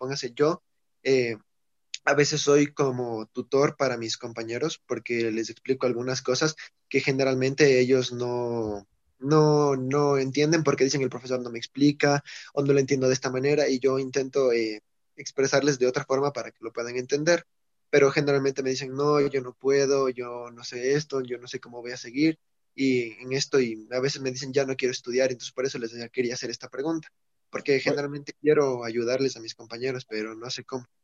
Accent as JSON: {"language": "Spanish", "country": "Ecuador", "said": "soy de Ecuador."}